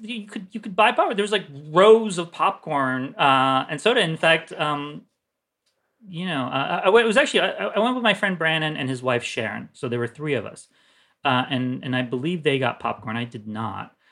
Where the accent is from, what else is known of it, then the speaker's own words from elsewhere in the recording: Turkey; moved away; I grew up in Turkey